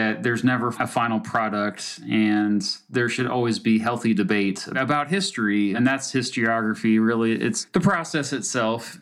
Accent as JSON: {"language": "English", "region": "Kansas", "country": "United States", "said": "I'm from Kansas"}